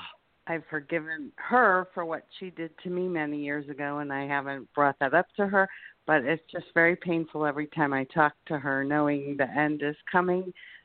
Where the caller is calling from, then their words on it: Florida, United States; Hi. Yeah, and I'm from Florida.